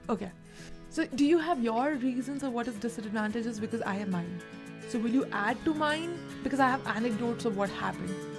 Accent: India; English is a second language; moved away as an adult; now in United States; I am so direct as an Indian

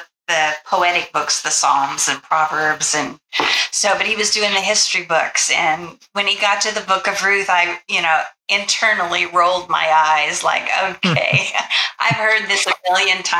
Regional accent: United States; we assume as Americans

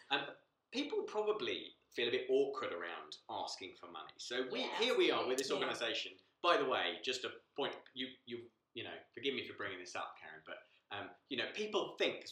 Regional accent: United Kingdom; we're very British.

